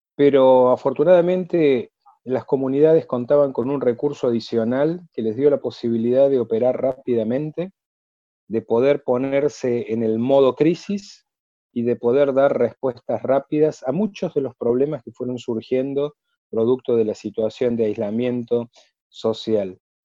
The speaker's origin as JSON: {"language": "Spanish", "region": "Córdoba", "country": "Argentina", "tie": "born or raised there", "said": "nací en Córdoba, estudié en Córdoba, me formé en la comunidad judía de Córdoba"}